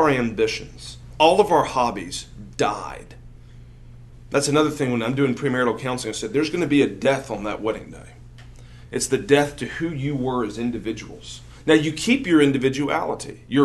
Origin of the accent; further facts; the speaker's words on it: Greenville, South Carolina, United States; moved away as an adult; now in Jackson, United States; I grew up in South Carolina